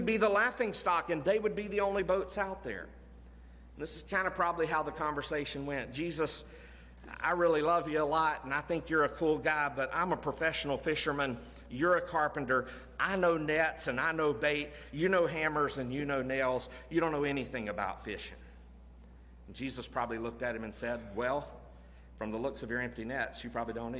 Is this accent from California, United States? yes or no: no; Florida, United States; When I grew up in Florida